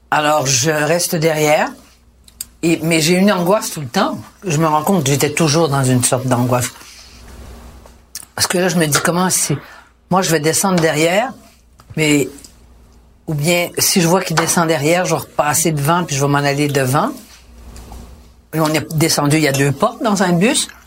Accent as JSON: {"language": "French", "town": "Outremont", "region": "Quebec", "country": "Canada", "said": "j'avais à Outremont puis que je venais d'Outremont."}